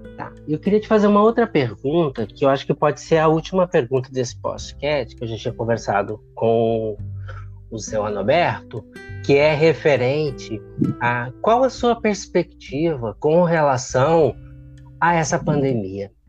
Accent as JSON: {"language": "Portuguese", "town": "Porto Alegre", "region": "Rio Grande do Sul", "country": "Brazil", "said": "sou gaúcho de Porto Alegre"}